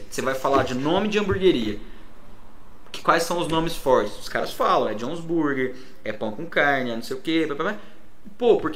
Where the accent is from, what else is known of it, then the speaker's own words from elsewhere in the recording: Pouso Alegre, Minas Gerais, Brazil; lá de Pouso Alegre.